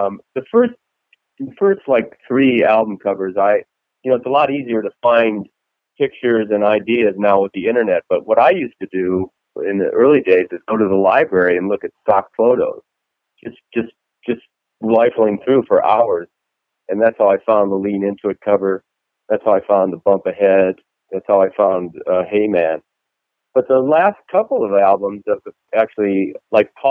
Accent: Arizona, United States; also born or lived in Cork, Ireland (ancestry); now in Dallas, United States; I grew up in Arizona for a while

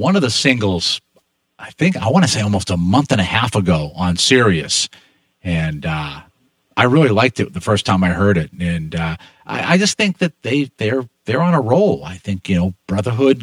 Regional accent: Boston, Massachusetts, United States; I'm from Boston

